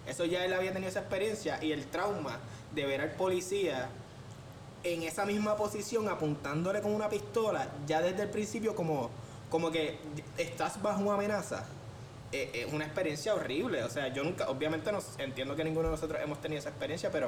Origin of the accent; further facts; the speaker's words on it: Puerto Rico; que cuando yo llego a Estados Unidos me doy cuenta que no soy negro para ellos. ¿Me entiendes? Yo soy puertorriqueño.